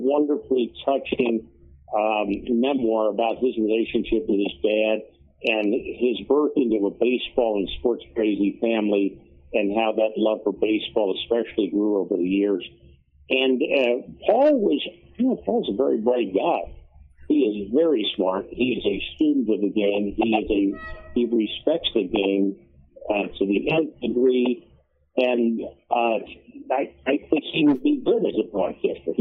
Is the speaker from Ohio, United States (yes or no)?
yes; Cincinnati, Ohio, United States; Cincinnati being my hometown